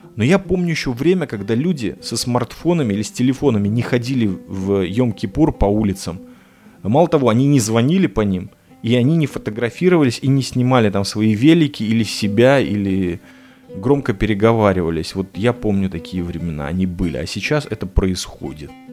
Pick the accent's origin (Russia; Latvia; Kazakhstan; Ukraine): Latvia; Riga; now in Petah Tikva, Israel; вырос, родился в этом городе Рига